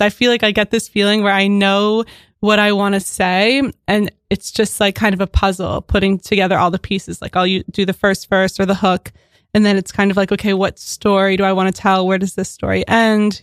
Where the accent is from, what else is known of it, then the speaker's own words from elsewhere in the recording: Philadelphia, Pennsylvania, United States; now in Williamsburg, United States; I'm from Philadelphia